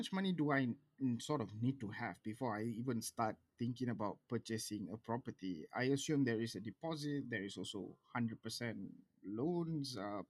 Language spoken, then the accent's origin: English; Johor, Malaysia; moved away as an adult; now in Kuala Lumpur, Malaysia; I'm from Johor, I come to KL.